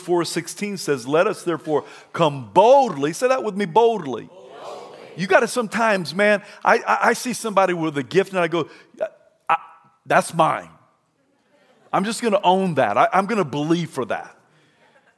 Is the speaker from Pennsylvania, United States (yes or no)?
no; Idaho, United States; I'm from Idaho